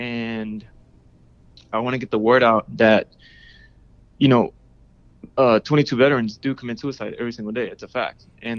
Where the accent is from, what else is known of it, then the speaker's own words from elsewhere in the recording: Houston, Texas, United States; Houston, Texas.